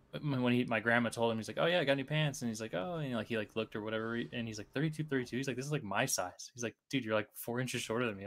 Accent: Cedar Falls, Iowa, United States; I grew up in Cedar Falls

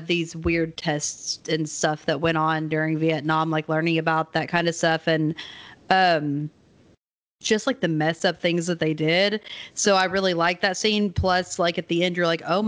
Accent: Maryville, United States; my hometown of Maryville

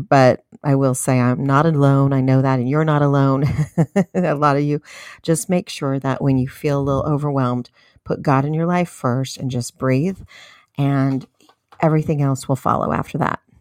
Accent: United States; know your rights as an American citizen.

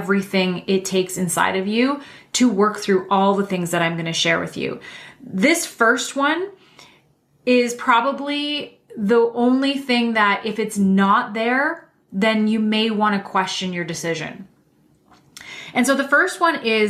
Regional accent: Canada; I'm Canadian

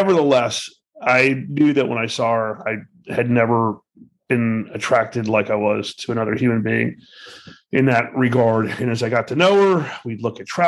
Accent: Miami, Florida, United States; now in Boynton Beach, United States; I was born and raised in Miami

